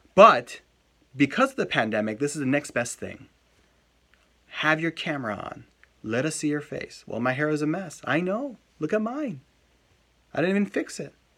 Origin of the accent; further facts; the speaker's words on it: United States; I'm an American too